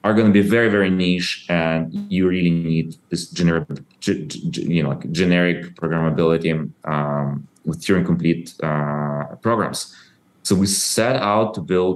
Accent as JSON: {"language": "English", "country": "Ukraine", "tie": "born or raised there", "said": "I was born in Soviet Ukraine and I grew up after the collapse of Soviet Union."}